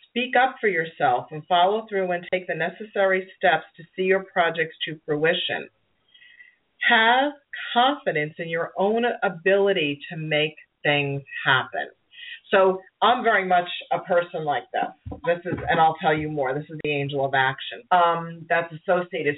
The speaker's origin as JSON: {"language": "English", "town": "New York City", "region": "New York", "country": "United States", "accent": "Brooklyn", "said": "my Brooklyn accent"}